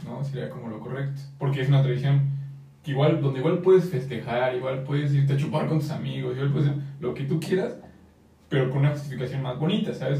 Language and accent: Spanish; Mexico; como mexicanos